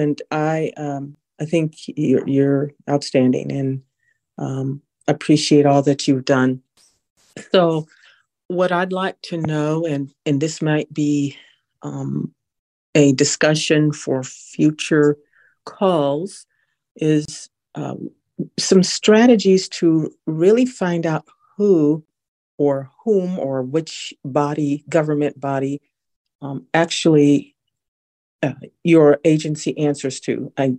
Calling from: Sacramento, California, United States; I am from Sacramento, California.

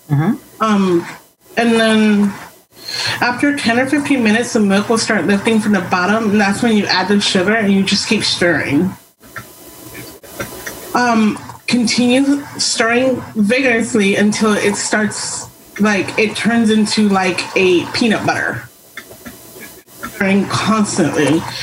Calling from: Washington, United States; I'm in Western Washington.

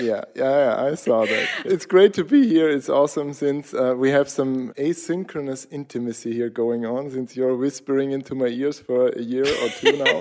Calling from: Austria; I'm calling in from Austria, south of capital, Vienna, middle of Europe

